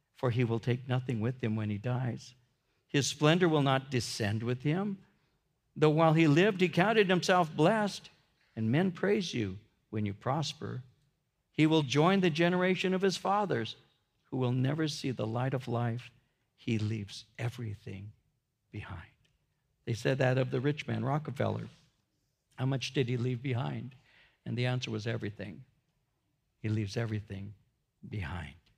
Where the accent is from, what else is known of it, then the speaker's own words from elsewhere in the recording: United States; I'm an American